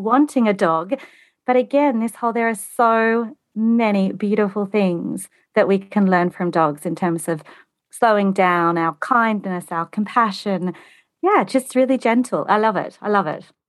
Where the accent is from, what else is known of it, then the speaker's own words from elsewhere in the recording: Australia; accent: Australian; moved away as an adult; now in United Kingdom; I'm Australian. You might be able to tell that from my accent. I've been in the U K for twenty-two years